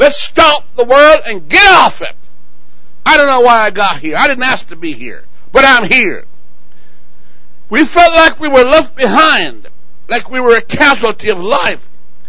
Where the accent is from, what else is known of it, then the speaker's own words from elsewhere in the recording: Jamaica; born there; also born or lived in England; Now, I was born in Jamaica, and as a kid, I thought, why would I be born? I lived in England and asked the question, what am I doing here?